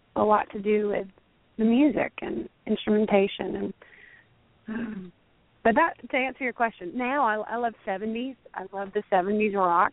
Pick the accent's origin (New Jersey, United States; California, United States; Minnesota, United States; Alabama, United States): Alabama, United States; moved away; I'm from Alabama.